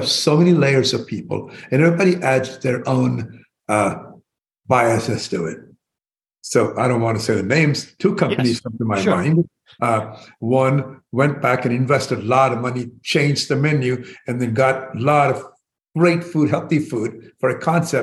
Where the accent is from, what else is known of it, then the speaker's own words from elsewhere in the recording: India; moved away as an adult; now in United States; I was born in India